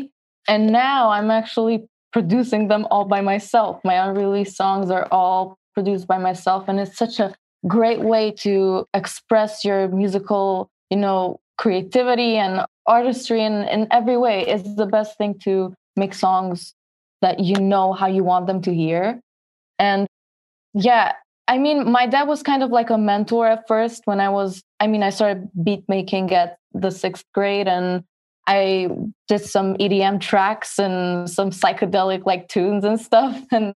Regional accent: Queens, New York, United States; Since I was born in New York, I lived my life, I mean, not most of my life, but I've lived in Queens

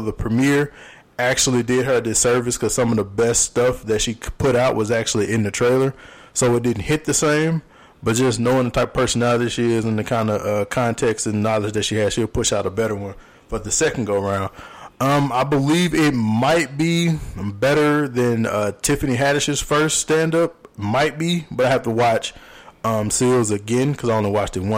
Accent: Louisiana, United States; Growing up in Louisiana

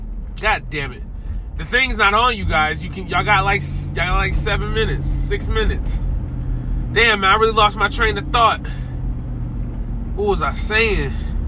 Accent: the South, United States; because I'm from the South, and it's like Dirty South. But I'm also like, as I've grown and aged, like the Northerner in me has came out a lot more.

